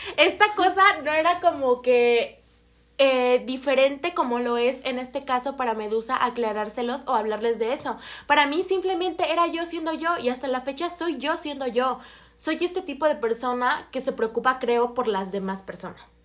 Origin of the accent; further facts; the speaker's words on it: Mexico; moved away; yo vengo de relativamente un pueblo. Eh, Casonas de Herrera